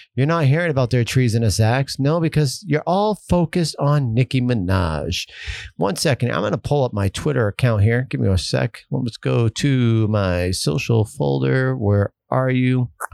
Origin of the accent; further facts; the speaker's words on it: United States; as an American